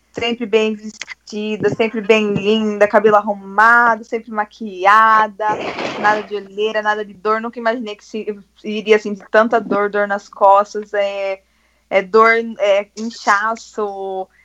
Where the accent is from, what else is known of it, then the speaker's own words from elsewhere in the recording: Bariri, São Paulo, Brazil; eu sou de Bariri, interior de São Paulo. Eu sou mamãe da Lívia, tenho 21 anos